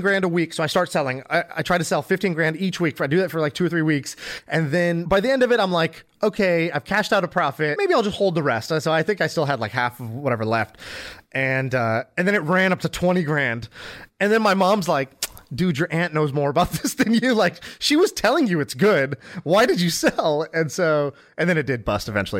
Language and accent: English; United States; I grew up in America, but I didn't do Boy Scouts